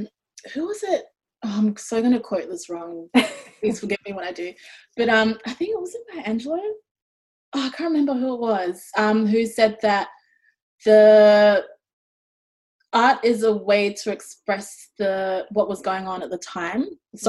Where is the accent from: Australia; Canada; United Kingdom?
Australia; accent: Australian; also born or lived in Ghana / New Zealand; Like, I grew up in Ghana, I grew up in New Zealand, and I grew up in Australia. So all those 3 shaped who I am.